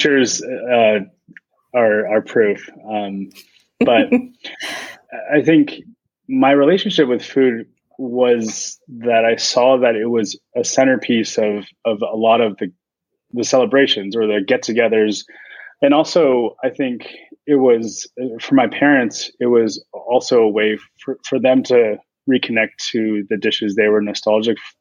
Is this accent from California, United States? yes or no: yes; San Francisco, California, United States; also born or lived in San Carlos, California; I was born and raised in San Francisco